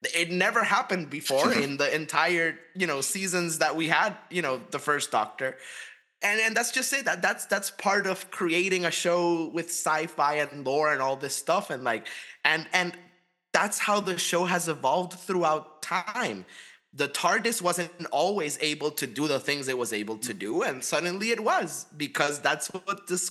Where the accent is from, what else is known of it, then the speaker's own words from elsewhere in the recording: United States; us as American viewers